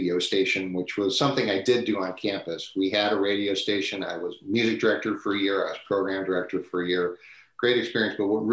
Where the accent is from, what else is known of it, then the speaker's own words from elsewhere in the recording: Cleveland, Ohio, United States; moved away as an adult; now in San Diego, United States; I grew up in Northeastern Ohio, and then, of course, I'm very fortunate to have landed here in San Diego.